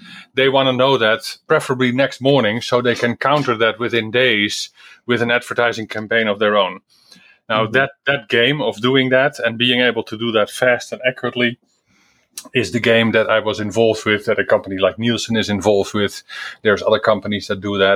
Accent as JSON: {"language": "English", "country": "Netherlands", "moved": "yes", "said": "I am originally from the Netherlands"}